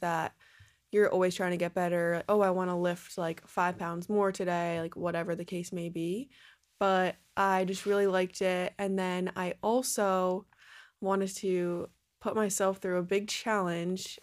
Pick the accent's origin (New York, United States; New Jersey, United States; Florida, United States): New Jersey, United States; I'm from New Jersey, so I was down the Jersey shore all summer long.